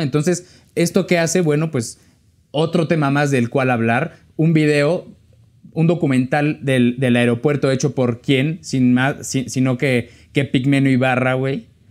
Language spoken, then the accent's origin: Spanish; State of Mexico, Mexico; yo soy del Estado de México